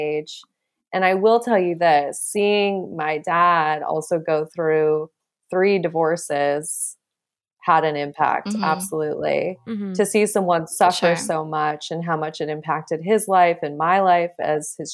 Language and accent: English; Montana, United States; growing up in Montana